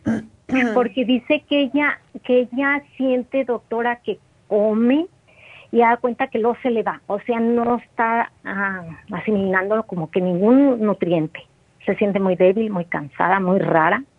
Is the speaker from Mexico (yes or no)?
yes; Mexico; moved away; yo ando acá en, en mi pueblo, en México